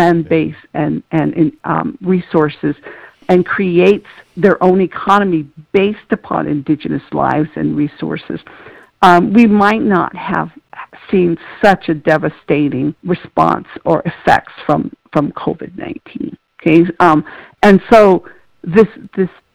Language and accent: English; Tohatchee, New Mexico, United States; moved away; I'm originally from Tohatchee, which is on the Navajo Nation on the New Mexico side